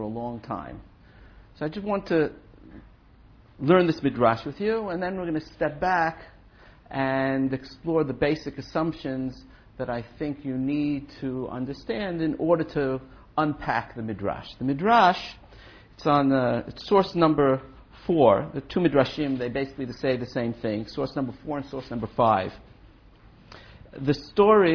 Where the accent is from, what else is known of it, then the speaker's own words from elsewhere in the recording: New York City, New York, United States; I was brought up in Brooklyn